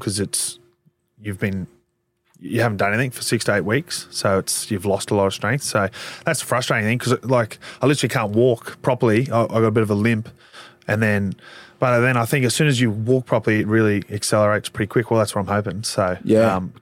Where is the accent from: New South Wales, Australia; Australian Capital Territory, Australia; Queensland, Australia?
Queensland, Australia; moved away as an adult; now in Melbourne, Australia; I'm from Queensland, I'm not from Melbourne